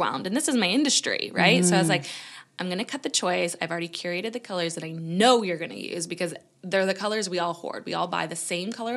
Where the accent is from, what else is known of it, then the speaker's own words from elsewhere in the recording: Canada; moved away as an adult; now in United Kingdom; being Canadian and moving to the UK